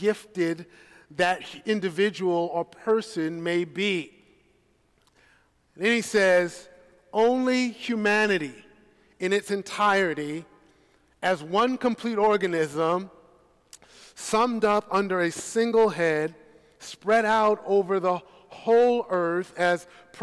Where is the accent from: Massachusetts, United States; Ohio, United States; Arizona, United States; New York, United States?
New York, United States; New York City; I am a native New Yorker, born and raised in Brooklyn, New York